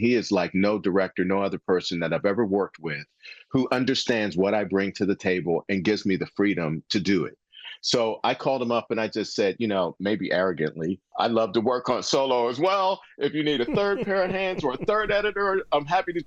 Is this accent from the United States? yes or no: yes; Western Pennsylvania, United States; I'm from Western Pennsylvania